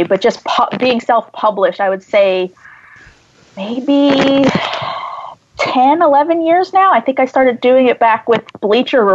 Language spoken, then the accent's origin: English; New Jersey, United States; I grew up in New Jersey, maybe 30, 40 minutes from what was Englishtown Raceway Park